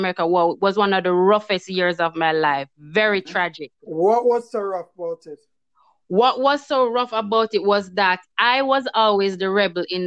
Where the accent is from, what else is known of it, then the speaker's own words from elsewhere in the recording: Kingston, Jamaica; moved away as an adult; now in United States; growing up in Jamaica in the ghetto, it was very rough